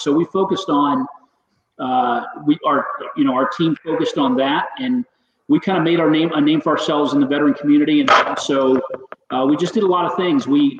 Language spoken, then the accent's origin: English; San Antonio, Texas, United States; born there; also born or lived in Spain; Well, so I was born in San Antonio, Texas, and my father was in the Air Force.